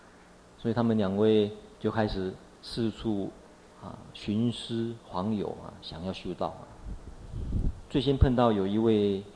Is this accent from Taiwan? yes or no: no; China; 目犍连中国人或许比较有一点印象，我们中国人有一个传说故事是什么？目连救母。